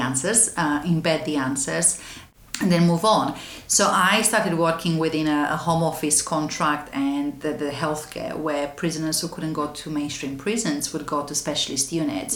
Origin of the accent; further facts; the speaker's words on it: Romania; now in London, United Kingdom; I was born in Romania in a small town in the west side of the country